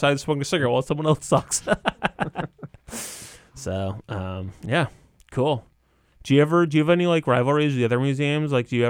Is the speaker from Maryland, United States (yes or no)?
no; Coventry, Connecticut, United States; You know, I grew up in Coventry, which is like farmland, but not fancy.